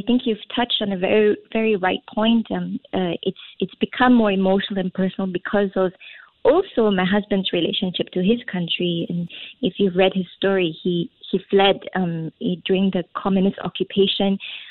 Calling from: Singapore; Yes, I am.

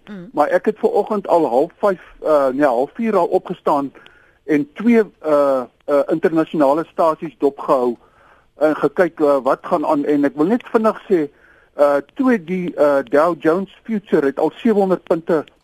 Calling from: Pretoria, Gauteng, South Africa; van Pretoria.

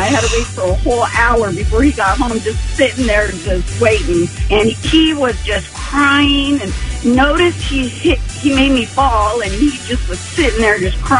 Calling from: Crestline, California, United States; I'm calling from Crestline.

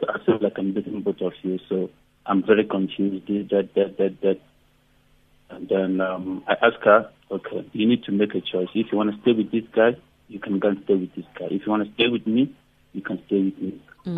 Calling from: Pretoria, Gauteng, South Africa; You're speaking to …. I'm calling from Pretoria.

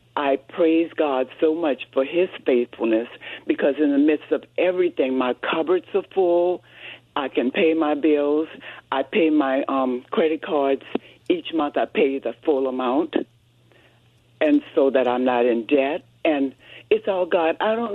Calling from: Lakewood, California, United States

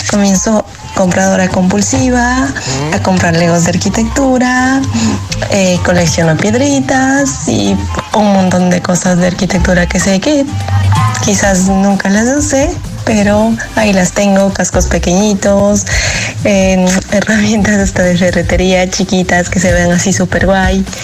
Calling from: Jerez de la Frontera, Andalusia, Spain; Hola, buenos días. … de Jerez.

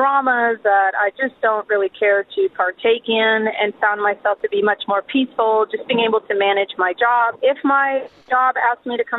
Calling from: Glendale, Arizona, United States; I'm calling from Glendale

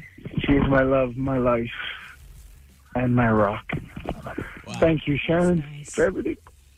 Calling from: Deux-Montagnes, Quebec, Canada; I am calling from Two Mountains.

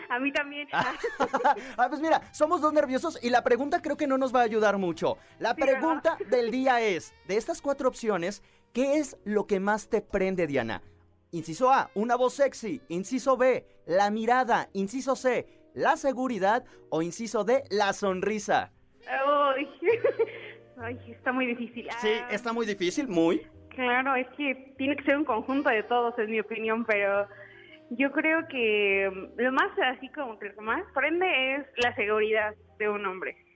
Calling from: Mexico City, Mexico; De la Ciudad de México.

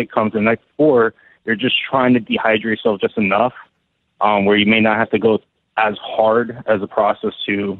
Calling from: New Jersey, United States; I'm calling from New Jersey.

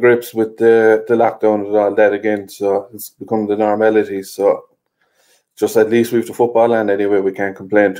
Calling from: Limerick, Munster, Ireland; I'm joining from Ireland, Harry, Limerick in Ireland there, so not too far away.

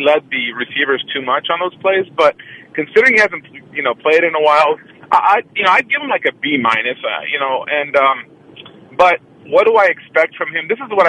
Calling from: Oakland, California, United States; from Oakland.

